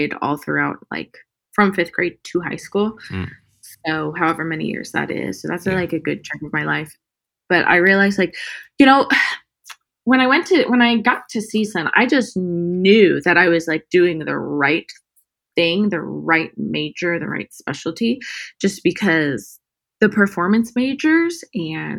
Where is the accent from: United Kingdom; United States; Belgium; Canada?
United States; Murrieta, California; also born or lived in Palm Springs, California; now in Los Angeles, United States; grew up in California, born and raised, Southern California, Palm Springs, born. And then I was raised in Marietta. It's near Temecula